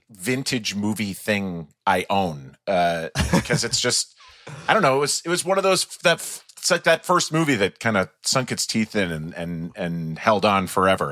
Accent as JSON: {"language": "English", "area": "just outside of St. Paul", "region": "Minnesota", "country": "United States", "tie": "born or raised there", "said": "I grew up just outside of St. Paul, Minnesota"}